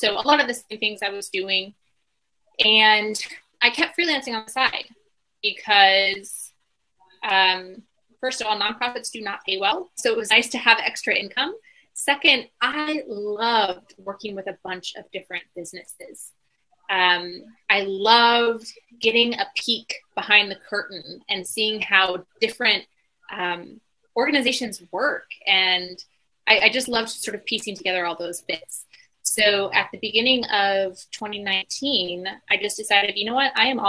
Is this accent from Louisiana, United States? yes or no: no; Bloomington, Illinois, United States; So in 2017, we came back to sort of my hometown. We moved around a little bit growing up, but Bloomington, Illinois, dead center middle America, is where we accidentally ended up